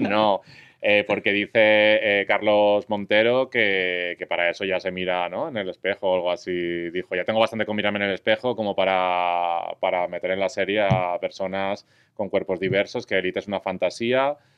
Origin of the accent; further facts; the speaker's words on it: Valencian Community, Spain; soy valenciano